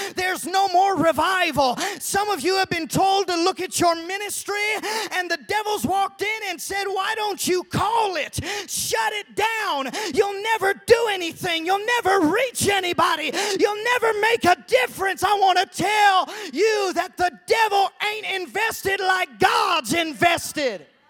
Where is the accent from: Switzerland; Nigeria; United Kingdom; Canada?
Canada; moved away; also born or lived in Walla Walla; I was from Canada in high school